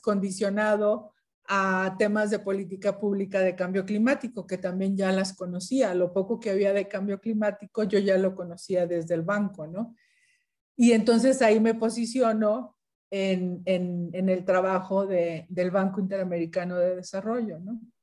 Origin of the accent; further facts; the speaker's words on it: Ciudad Victoria, Tamaulipas, Mexico; yo soy de Ciudad Victoria, Tamaulipas, pues está en el norte de México